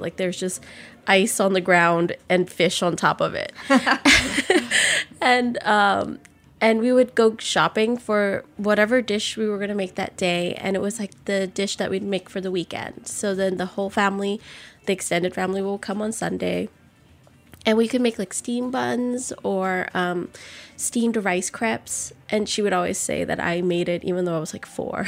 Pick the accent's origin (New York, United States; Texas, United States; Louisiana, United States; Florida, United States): Louisiana, United States; New Orleans; born or raised there